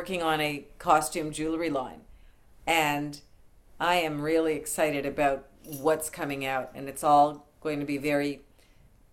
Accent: Canada; moved away; I've recently only become an American. I'm Canadian

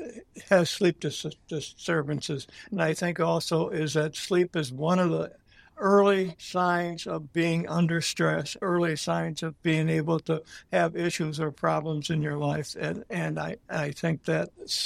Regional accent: Green Bay, Wisconsin, United States; moved away as an adult; also born or lived in Pennsylvania; I was born and raised in Green Bay.

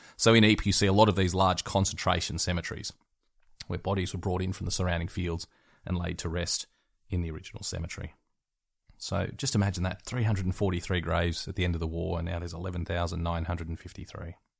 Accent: West Wyalong, New South Wales, Australia; my hometown in West Wyalong, New South Wales

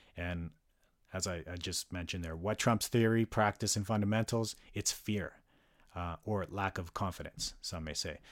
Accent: Calgary, Alberta, Canada; moved away as an adult; now in North Vancouver, Canada; resides in North Vancouver and was born and raised in Calgary for much of my life

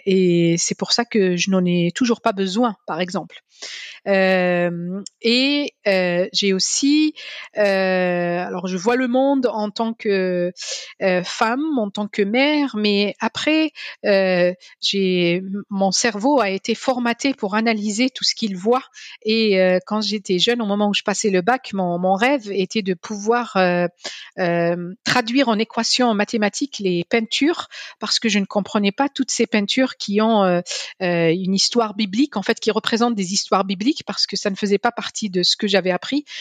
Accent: Algiers, Algiers Province, Algeria; also born or lived in Paris; now in France; J'ai grandi à Alger, je n'ai pas grandi à Paris

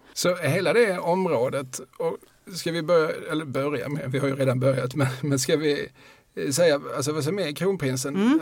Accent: Eslöv, Skåne, Sweden; also born or lived in Lund; now in Malmö, Sweden; jag är född i Lund, uppvuxen i Eslöv och bor sedan eh, förra millenniet mm. i Malmö

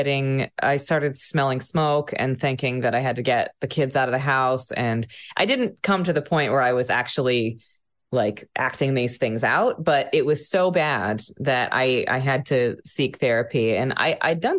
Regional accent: Sequim, Washington, United States; I'm from Washington State, on the west coast of the US, the peninsula. It's a tiny town called Squim.

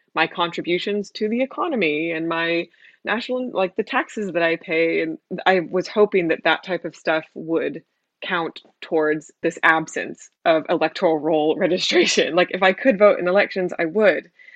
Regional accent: San Francisco, California, United States; moved away as an adult; now in London, United Kingdom; I am originally from San Francisco in the States, uh, but I moved to London about five years ago

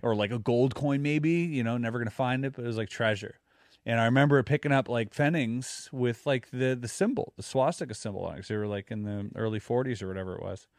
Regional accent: Germany; now in Quebec, Canada; growing up in Germany

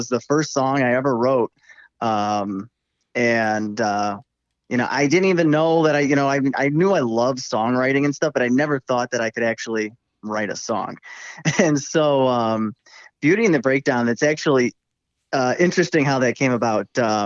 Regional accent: Midwest, United States; accent: twang; I grew up in the Midwest. I've lived here my whole life

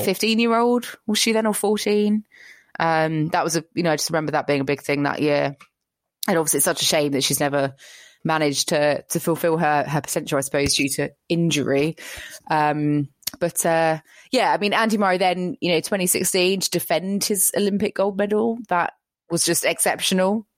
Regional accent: United Kingdom; as a British person

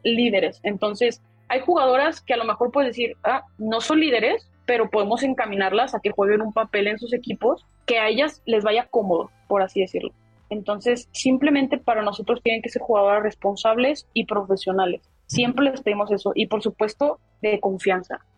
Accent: Mexico; como mexicanos estamos muy acostumbrados a que nosotros resolvemos nuestras cosas solos

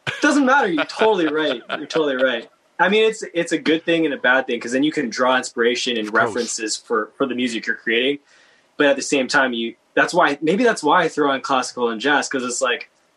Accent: Vancouver, British Columbia, Canada; me growing up in Vancouver

